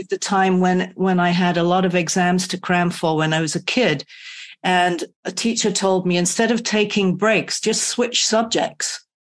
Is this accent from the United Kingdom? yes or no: yes; United Kingdom; now in California, United States; I'm British, so I should stop in England and see family